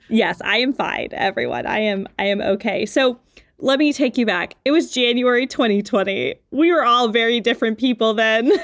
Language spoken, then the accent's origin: English; Louisiana, United States; now in Pittsburgh, United States; I'm from Louisiana